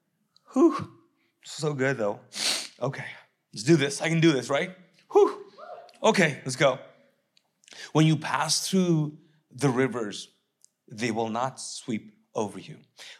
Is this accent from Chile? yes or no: no; Kuwait; moved away; I don't have anything to go back to because I came from Kuwait, which was war-torn.